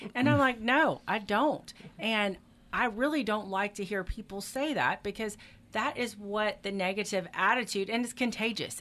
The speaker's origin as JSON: {"language": "English", "town": "Destin", "region": "Florida", "country": "United States", "moved": "yes", "lives_now": "Meridian, United States", "said": "I'm from Destin, Florida"}